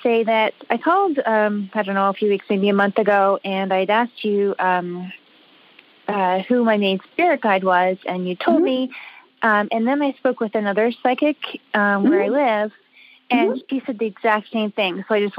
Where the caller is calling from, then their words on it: Canada; I'm calling from Canada.